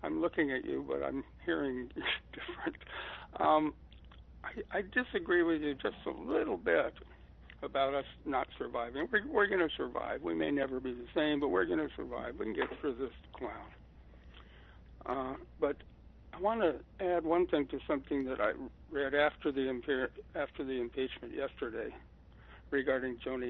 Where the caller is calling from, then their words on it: Santa Clarita, California, United States; from Santa Clarita, California.